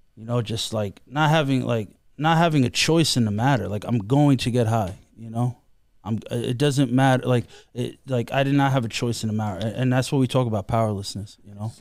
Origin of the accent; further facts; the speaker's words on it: New York City, New York, United States; I am from Queens, and, and, uh, You know, like, Bayside